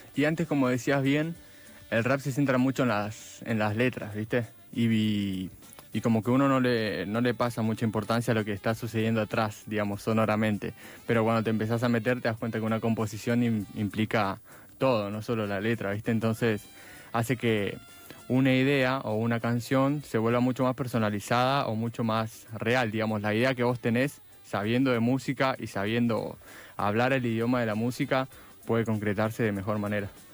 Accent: Villa Gesell, Buenos Aires Province, Argentina; now in Buenos Aires, Argentina; yo soy de Villa Gesell y allá mm, es muy apagado todo durante el invierno

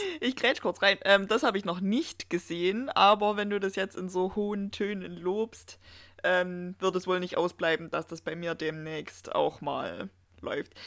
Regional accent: Erzgebirge, Saxony, Germany; bei uns im Erzgebirge

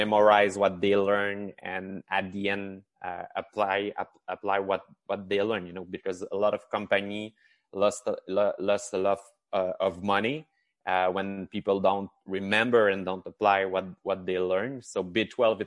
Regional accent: Chicoutimi, Quebec, Canada; I'm from Chicoutimi. That's the first thing I can say. And this is the huge accent that you're hearing from me. So in the north of Quebec

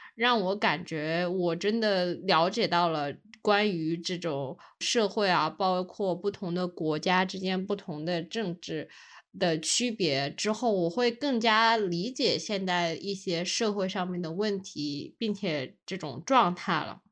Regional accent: China; 我们这种，中国人

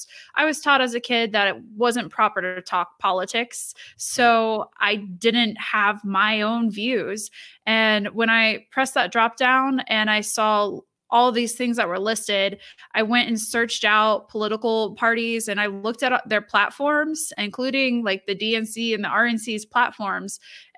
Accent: Lima, Ohio, United States; So I was born and raised in Northwestern Ohio, which is not too far from where you live.

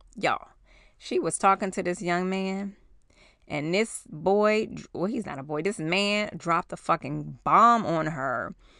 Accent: New York, United States; moved away; we were in New York

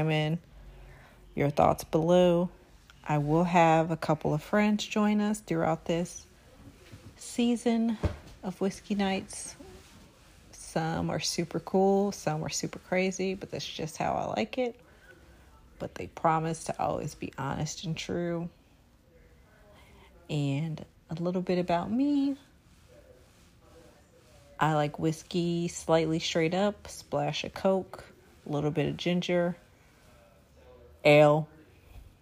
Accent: Chicago, Illinois, United States; I am from Inglewood, Chicago

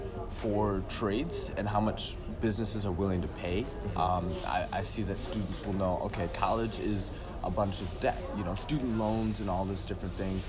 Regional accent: Millington, Michigan, United States; also born or lived in Grand Blanc, Michigan; I came from Millington originally, actually

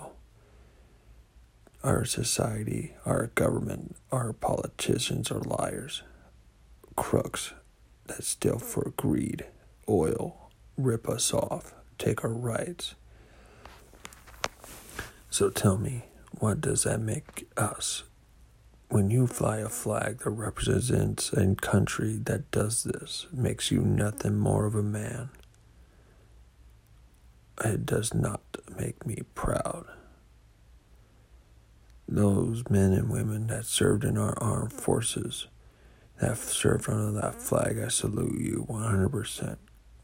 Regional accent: United States; As an American

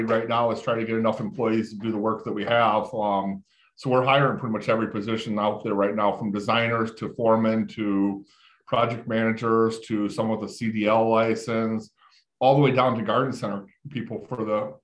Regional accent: Illinois, United States; moved away; I grew up in Illinois in the town called the Quad Cities Bowling, which was what I was in. So I was on the Illinois side

